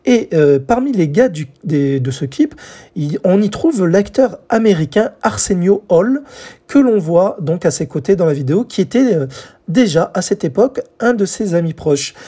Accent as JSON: {"language": "French", "country": "France", "said": "chez nous en France"}